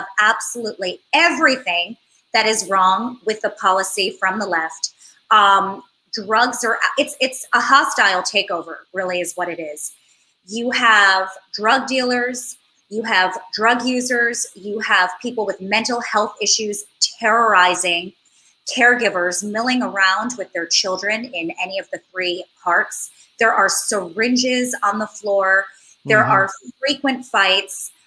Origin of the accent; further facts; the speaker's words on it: New York City, New York, United States; having grown up here, I went to NYU and then I transferred and I graduated from Parsons